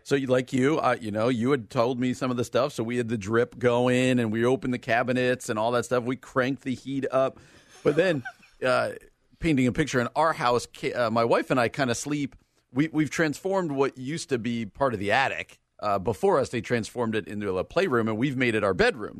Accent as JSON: {"language": "English", "region": "New Jersey", "country": "United States", "tie": "born or raised there", "moved": "yes", "lives_now": "Illinois, United States", "said": "the state that I currently live in and the state I grew up in. Illinois and New Jersey"}